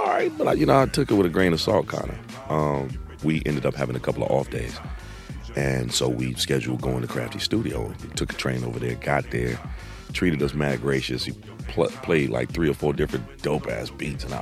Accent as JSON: {"language": "English", "town": "Chicago", "region": "Illinois", "country": "United States", "tie": "born or raised there", "moved": "yes", "lives_now": "Los Angeles, United States", "said": "I'm from Chicago. Been in LA for a long time. I went to high school there"}